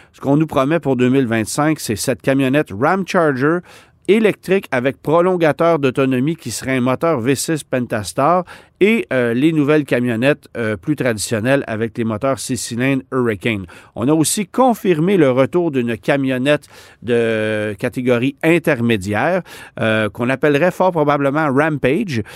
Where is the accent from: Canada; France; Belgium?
Canada; chez nous au Canada